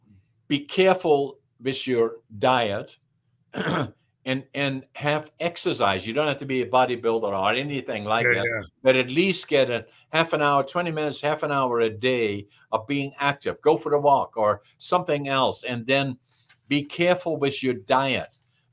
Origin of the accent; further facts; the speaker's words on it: the Northeast, Netherlands; English is a second language; now in Canada; And then, you know, growing up in Holland, I spoke dialect in the extreme northeastern part of Holland. They don't even understand me. So I had to acquire to speak high Dutch. And by, I barely got that under control. Then I'm in Canada. I can't speak English.